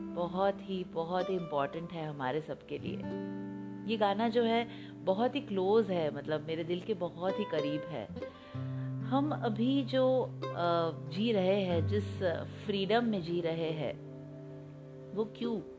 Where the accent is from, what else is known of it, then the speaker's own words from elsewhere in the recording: India; we feel proud to be a proud Indian